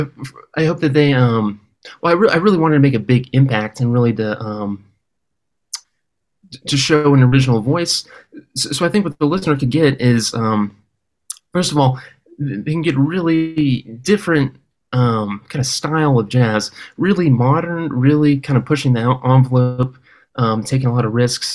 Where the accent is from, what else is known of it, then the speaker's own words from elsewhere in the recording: Oakland, California, United States; also born or lived in Berkeley, California / Los Angeles, California; I was raised in Oakland, California